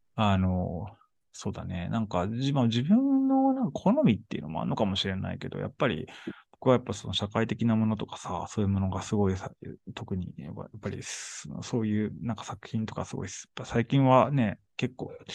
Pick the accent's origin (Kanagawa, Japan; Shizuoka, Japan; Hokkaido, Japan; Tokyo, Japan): Shizuoka, Japan; moved away; 僕静岡出身